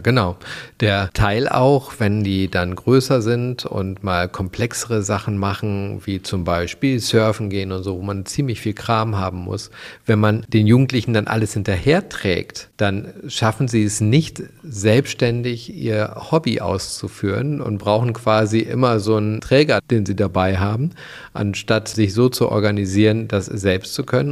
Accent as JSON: {"language": "German", "country": "Germany", "said": "bei uns in Deutschland"}